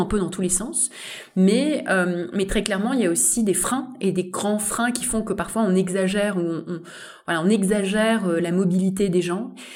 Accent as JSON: {"language": "French", "country": "France", "said": "nous-mêmes, on est un pays d'externalisation de compétences d'ingénierie"}